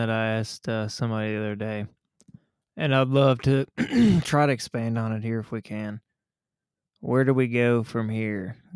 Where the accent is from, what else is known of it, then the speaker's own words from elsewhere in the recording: United States; I'm American.